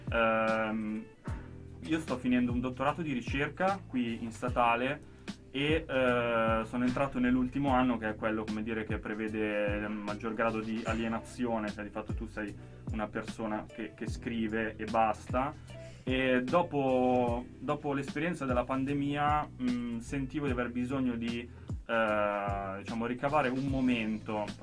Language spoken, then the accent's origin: Italian; Milan, Lombardy, Italy; io sono milanese colpevole.